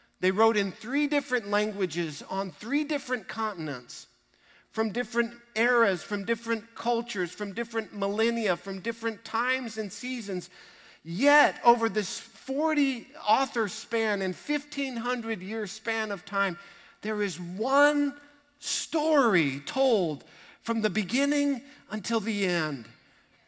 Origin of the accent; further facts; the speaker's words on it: Texas, United States; We're proud to be Texans.